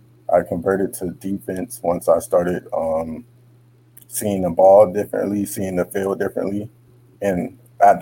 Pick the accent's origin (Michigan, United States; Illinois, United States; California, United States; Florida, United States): Florida, United States; Miami; also born or lived in Hollywood, Florida; I was more raised in Miami